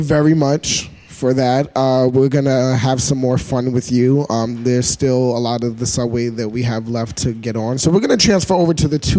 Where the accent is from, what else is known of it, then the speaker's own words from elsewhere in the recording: New York City, New York, United States; I'm from Brooklyn. I'm a Brooklyn boy.